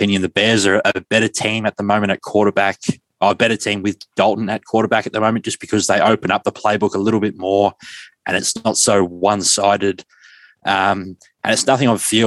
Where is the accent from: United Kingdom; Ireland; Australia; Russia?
Australia; Speaking as an Australian